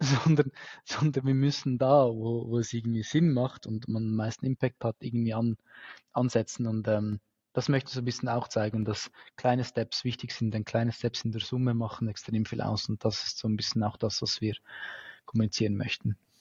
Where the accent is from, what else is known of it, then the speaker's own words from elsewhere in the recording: Switzerland; bei uns in der Schweiz